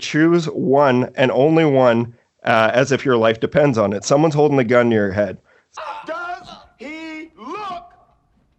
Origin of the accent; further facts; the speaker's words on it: Canada; we're a Canadian podcast, we're Canadian boys